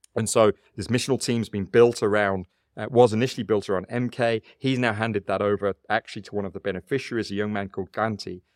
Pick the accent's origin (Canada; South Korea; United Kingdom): United Kingdom; moved away as an adult; also born or lived in South Africa; now in Cape Town, South Africa; even though I've lived in South Africa twenty-five years, I still recognize a couple of things. One is I'm still British origin. I'm culturally British